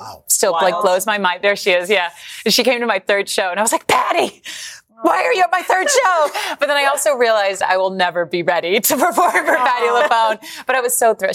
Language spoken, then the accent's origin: English; Georgia, United States; accent: Southern; I was born in Georgia, so I grew up with a crazy Southern accent.